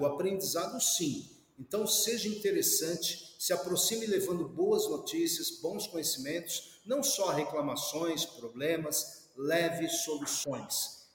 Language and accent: Portuguese; Brazil; Nós somos brasileiros